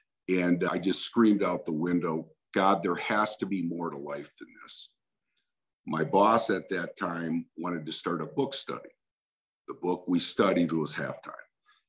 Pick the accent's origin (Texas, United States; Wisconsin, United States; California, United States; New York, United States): Wisconsin, United States; I grew up in Wisconsin, and we didn't have a whole lot, but we had enough.